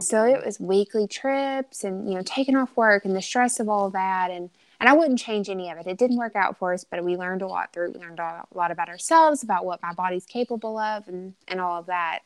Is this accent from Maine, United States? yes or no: no; Arkansas, United States; born and raised in Arkansas.